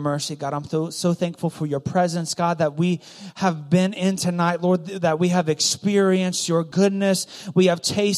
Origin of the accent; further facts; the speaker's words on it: Goshen, Ohio, United States; also born or lived in Loveland; Loveland's kind of bougie from where I grew up. I grew up next to Loveland. Okay, Goshen.